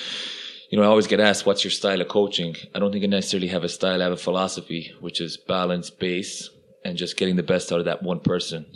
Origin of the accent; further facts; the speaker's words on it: Galway, Connacht, Ireland; first language Irish; English is a second language; I'm from a very small village in Ireland, Galway, west of Ireland. 800-900 people, tiny, tiny village